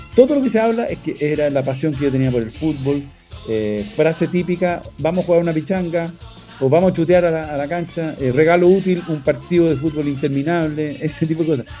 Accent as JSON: {"language": "Spanish", "country": "Chile", "moved": "yes", "said": "yo tengo que volver a cantar en mi país"}